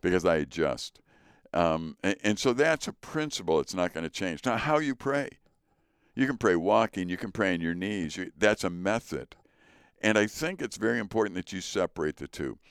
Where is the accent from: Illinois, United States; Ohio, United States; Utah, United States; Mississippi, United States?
Illinois, United States; Chicago; moved away; also born or lived in northern Wisconsin; I grew up in Chicago in a Polish neighborhood